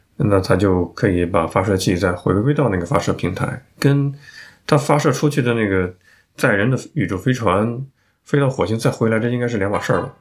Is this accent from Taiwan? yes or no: no; northern China, China; 我作为一个北方人大开眼界